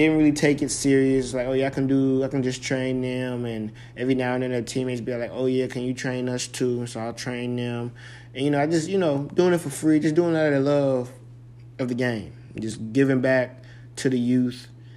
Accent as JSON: {"language": "English", "region": "California", "country": "United States", "tie": "born or raised there", "moved": "yes", "said": "That's where I was born and raised."}